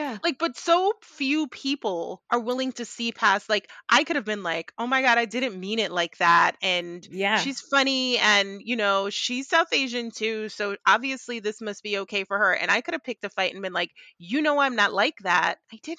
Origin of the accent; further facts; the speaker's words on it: Jamaica; And I just think everything brown is beautiful because I'm Jamaican.